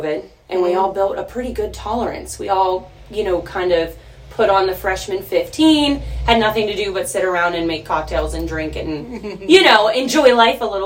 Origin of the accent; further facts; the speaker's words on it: Monroeville, Pennsylvania, United States; I'm from Monroeville.